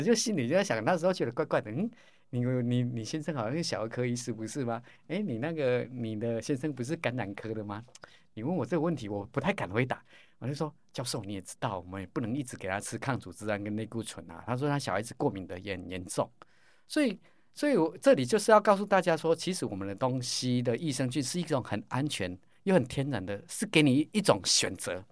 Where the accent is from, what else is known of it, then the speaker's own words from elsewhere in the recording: Caotun, Nantou County, Taiwan; 我每天从我们草屯拿来通车到彰化，还要去上课